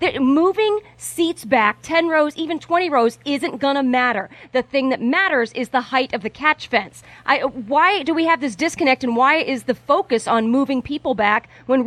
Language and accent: English; Indianapolis, Indiana, United States; moved away; I'm born and raised in Indianapolis